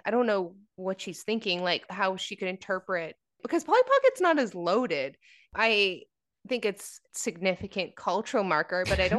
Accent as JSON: {"language": "English", "country": "Canada", "said": "American Girl dolls, which we didn't have because we're Canadian."}